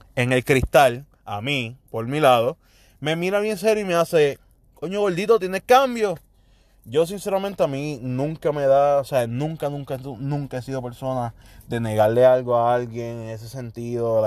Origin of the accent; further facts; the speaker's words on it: Puerto Rico; como típico boricua